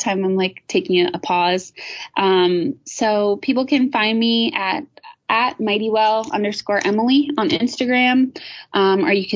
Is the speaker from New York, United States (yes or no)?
no; Rhode Island, United States; my hometown in Rhode Island